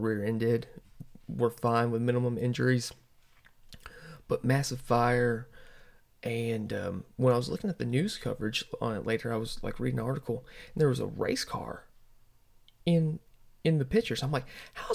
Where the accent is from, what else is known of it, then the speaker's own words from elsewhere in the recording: the South, United States; I'm from the South. Sometimes we have what a lot of people would say hay in the mouth